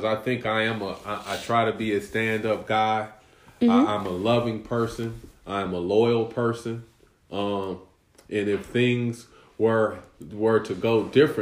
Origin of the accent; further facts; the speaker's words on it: United States; I'm American